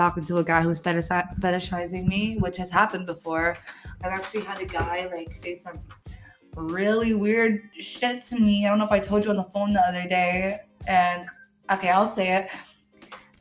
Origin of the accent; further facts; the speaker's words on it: Toronto, Ontario, Canada; I grew up in Regent Park